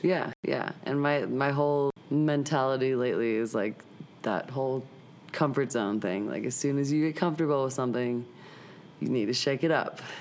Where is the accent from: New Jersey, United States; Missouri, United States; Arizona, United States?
Missouri, United States; St. Louis; moved away as an adult; also born or lived in Boulder, Colorado / Long Beach, California; now in Denver, United States; I grew up in St. Louis